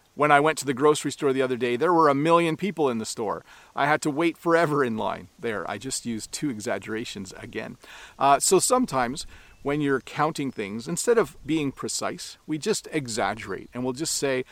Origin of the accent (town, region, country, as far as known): Canada